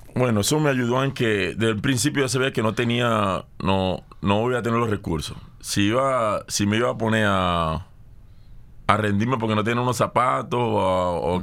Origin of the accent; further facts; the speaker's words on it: Barcelona, Anzoátegui, Venezuela; Yo soy de Tronconal